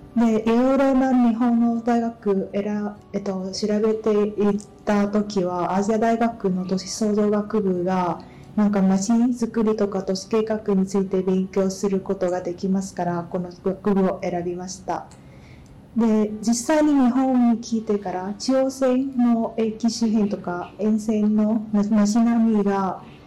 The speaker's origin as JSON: {"language": "Japanese", "town": "Ho Chi Minh City", "country": "Vietnam", "second_language": "Japanese", "moved": "as an adult", "lives_now": "Japan", "said": "ベトナムホジュから参りました。"}